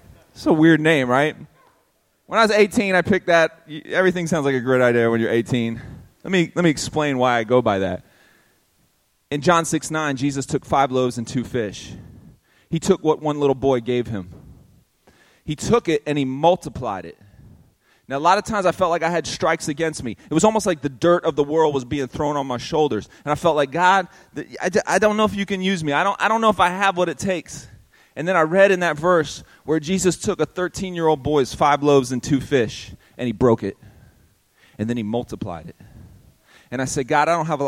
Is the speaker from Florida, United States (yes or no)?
yes; Tampa, Florida, United States; also born or lived in Miami; I was born in Miami, but I grew up in a town called Ybor City, which is one of the worst parts of Tampa